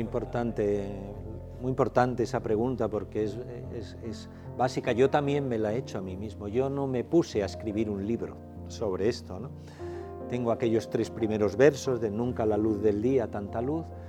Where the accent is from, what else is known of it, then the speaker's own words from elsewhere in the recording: Asturias, Spain; moved away; allí en mi tierra, claro, Asturias